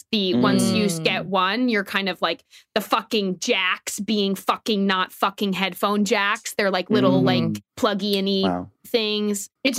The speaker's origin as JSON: {"language": "English", "town": "Atlanta", "region": "Georgia", "country": "United States", "moved": "yes", "lives_now": "Los Angeles, United States", "said": "I am originally from Atlanta, but now I am in Los Angeles."}